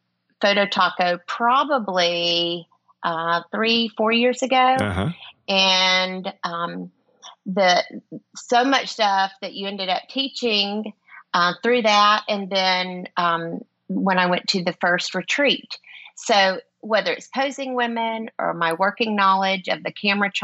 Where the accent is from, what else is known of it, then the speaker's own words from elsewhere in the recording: Alabama, United States; I'm from Alabama